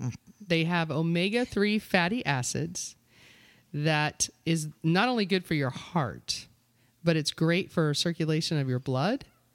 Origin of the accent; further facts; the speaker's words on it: Florida, United States; But I like them, and I'm from Florida.